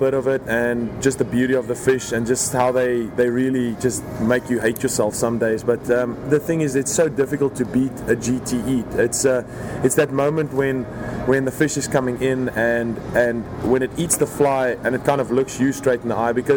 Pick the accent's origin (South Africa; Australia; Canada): South Africa; moved away as an adult; Born and raised in South Africa